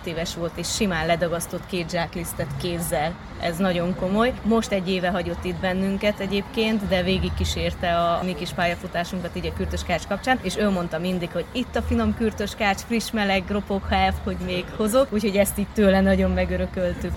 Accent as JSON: {"language": "Hungarian", "town": "Odorheiu Secuiesc", "region": "Harghita County", "country": "Romania", "also_born_or_lived": "Cluj-Napoca", "moved": "as an adult", "lives_now": "Hungary", "said": "Székelyudvarhelyről jöttünk, mesterségünk címere kürtöskács készítő"}